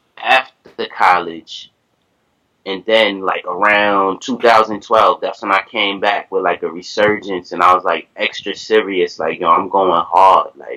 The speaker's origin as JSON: {"language": "English", "town": "New York City", "region": "New York", "country": "United States", "tie": "born or raised there", "said": "I was born and raised in Flatbush, Brooklyn"}